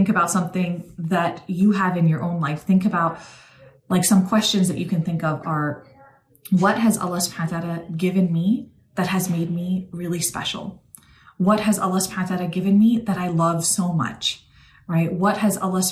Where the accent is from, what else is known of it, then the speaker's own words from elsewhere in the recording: New York, United States; now in Texas, United States; I'm actually originally from New York